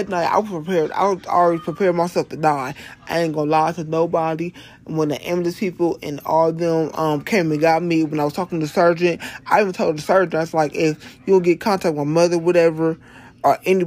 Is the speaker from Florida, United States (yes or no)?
no; Ohio, United States; moved away; When I moved back here to my home state of Ohio